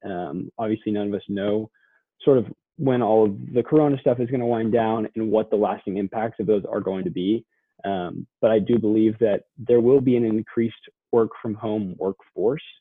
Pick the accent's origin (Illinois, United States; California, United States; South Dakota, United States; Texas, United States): Texas, United States; Southlake; also born or lived in Austin, Texas; I grew up in Southlake, Texas, which is a suburb of the Dallas Fort Worth area